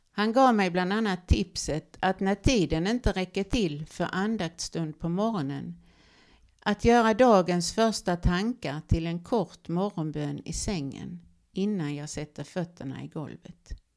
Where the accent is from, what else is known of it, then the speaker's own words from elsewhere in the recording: Olofström, Blekinge, Sweden; Jag växte upp i Olofström i det vackra Blekinge, Sveriges trädgård